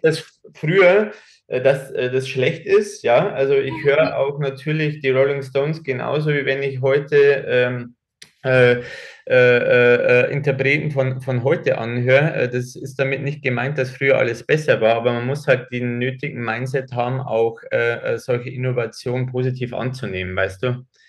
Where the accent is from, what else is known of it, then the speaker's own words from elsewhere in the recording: Germany; hier bei uns in Deutschland